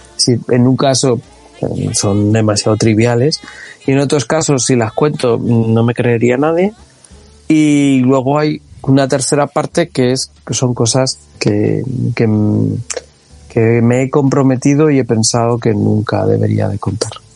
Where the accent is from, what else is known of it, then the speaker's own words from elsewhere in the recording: Community of Madrid, Spain; Aunque yo soy madrileño, pero yo vivía en un pueblo